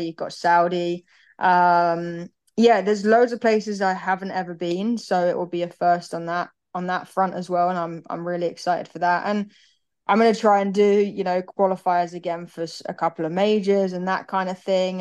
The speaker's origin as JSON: {"language": "English", "town": "Birmingham", "region": "West Midlands", "country": "United Kingdom", "also_born_or_lived": "United States", "said": "We're, we're a big football family. We're from Birmingham"}